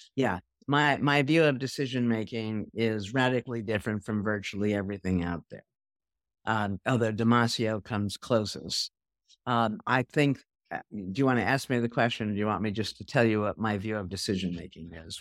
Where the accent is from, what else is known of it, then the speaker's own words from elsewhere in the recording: New York, United States; I'm a New Yorker